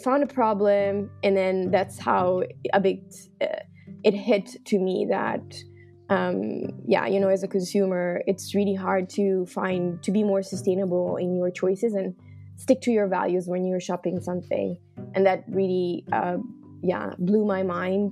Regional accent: Milan, Lombardy, Italy; moved away as an adult; now in Netherlands; I was born and raised in Milan, so I'm actually Italian. And I moved to the Netherlands around almost now 5 years ago

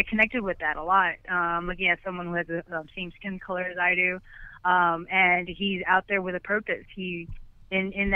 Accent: Philippines; I'm Filipino

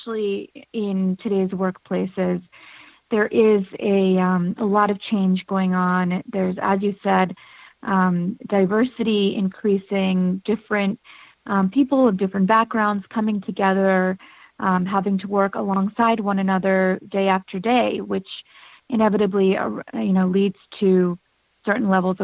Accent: United States; both being born an Indian American and kind of feeling different in the U.S. where I'm from

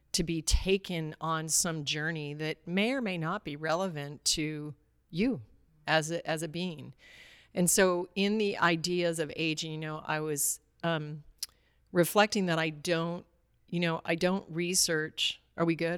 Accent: Alaska, United States; I grew up in Alaska

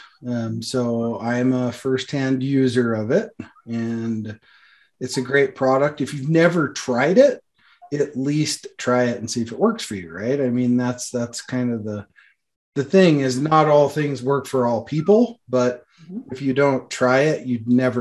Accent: Montana, United States; Montana and my home state too

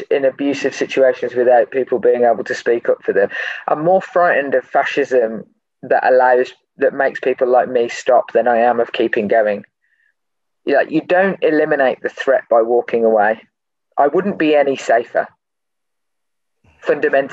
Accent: Birmingham, West Midlands, United Kingdom; when I was a kid growing up in Birmingham

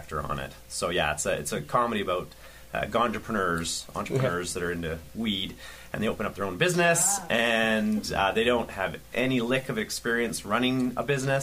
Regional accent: Vancouver, British Columbia, Canada; I'm from Vancouver, Canada

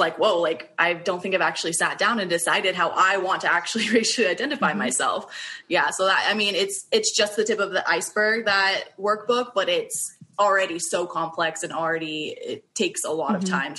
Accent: Las Vegas, Nevada, United States; I'm in Las Vegas, Nevada. Yeah, this is where I grew up.

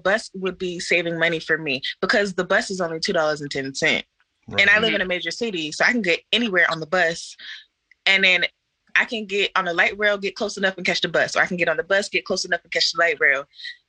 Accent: Brandywine, Maryland, United States; now in Baltimore, United States; I ended up moving to Baltimore, because where I live before sounds a lot like where Kate lives. I was raised in Brandywine, Maryland. Most people consider it Waldorf, and it's straight suburb.

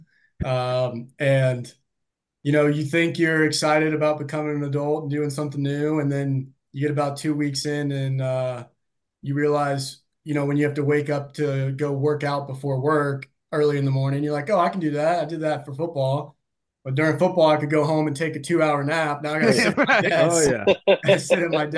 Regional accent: Atlanta, Georgia, United States; moved away as an adult; now in Louisville, United States; Growing up around Atlanta

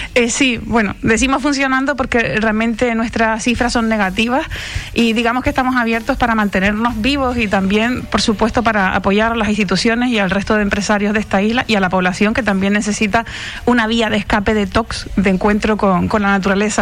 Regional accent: Tiscamanita?, Canary Islands, Spain; Yo me crié en Guerime, que, que es en el campo puro

